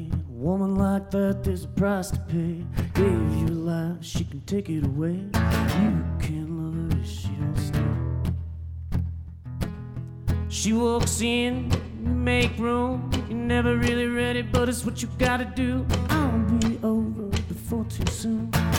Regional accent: Texas, United States; now in Colorado, United States; But I did not enjoy it growing up

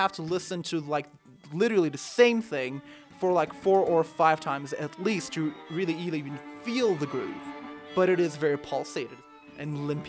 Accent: Turkey; moved away as an adult

